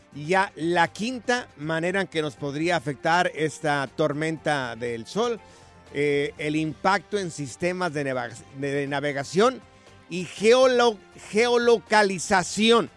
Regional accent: Mexico; nosotros que los tres somos mexicanos aquí

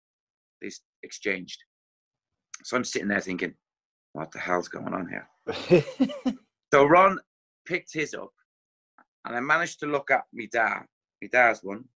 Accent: Ireland; moved away; obviously being Irish as well

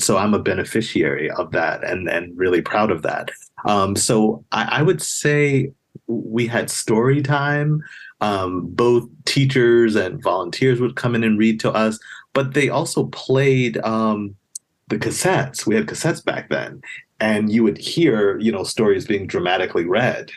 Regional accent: New York City, New York, United States; moved away; I grew up in a place called Queens, New York

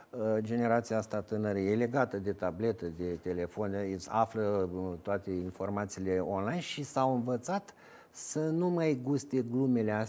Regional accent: Romania; dar ca român, ca făcând parte din nația

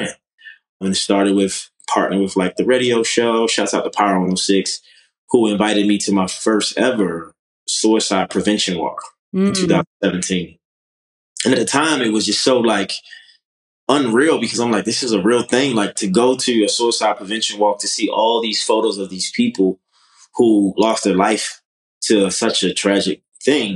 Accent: Baltimore, Maryland, United States; moved away as an adult; now in Los Angeles, United States; I'm originally from Baltimore, Maryland. Came to LA at 22, so 13 years ago

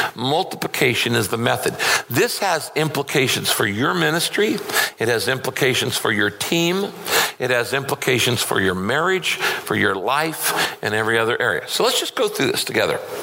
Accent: Northern California, United States; I grew up in Northern California

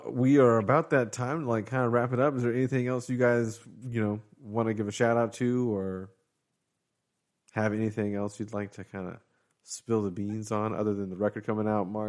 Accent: Jacksonville, Florida, United States; even though I grew up in Florida, I'm half Canadian. My family's from Canada

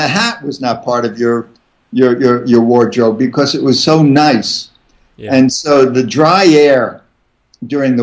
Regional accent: Catskill Mountains, New York, United States; moved away as an adult; also born or lived in Vermont; now in Steamboat Springs, Colorado, United States; I grew up in the Catskill Mountains

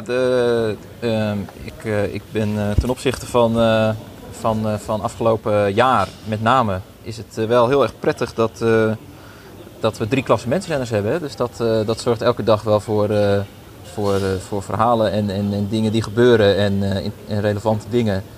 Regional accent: Drenthe, Netherlands; ik kom zelf uit Drenthe

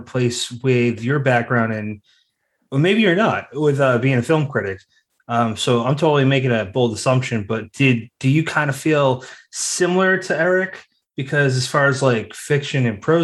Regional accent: Massachusetts, United States; I'm from Massachusetts too

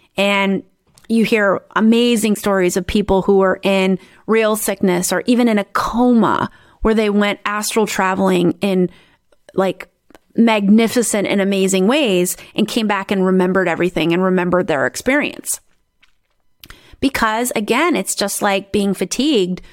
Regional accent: South Dakota, United States; now in Netherlands; I grew up in South Dakota in the United States

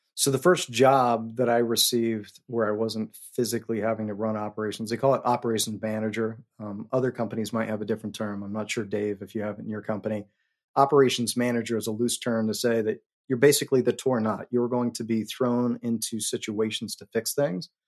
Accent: Colorado, United States; moved away as an adult; also born or lived in New York City; I'm from Colorado

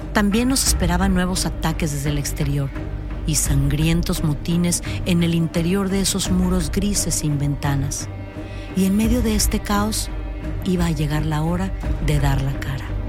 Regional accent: Mexico; en mi país, que es México

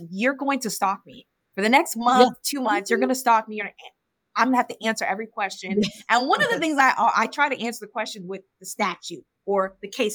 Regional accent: Illinois, United States; I'm from Illinois

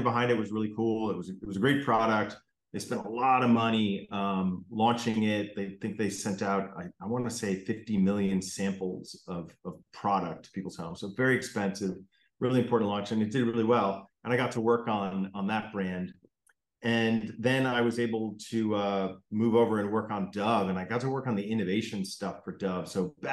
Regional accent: Connecticut, United States; I grew up in Connecticut

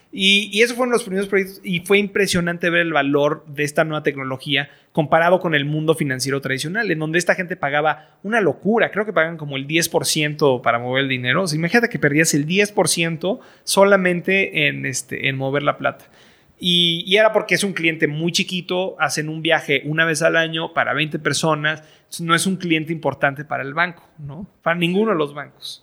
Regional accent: Mexico; also born or lived in Boston; soy, mexicano, estoy educado en el extranjero

